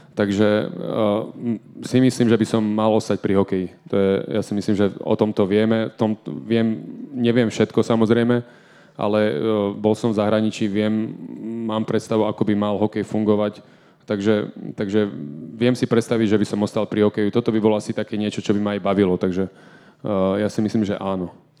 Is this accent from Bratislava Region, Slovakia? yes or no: no; Banská Bystrica, Banská Bystrica Region, Slovakia; moved away as an adult; to bolo doma v Banskej Bystrici. Uh, ja som vždy túžil dohrať svoju kariéru doma, uh, ako keby niečo vrátiť klubu, ktorý mi dal strašne veľa, keďže som tam vyrastal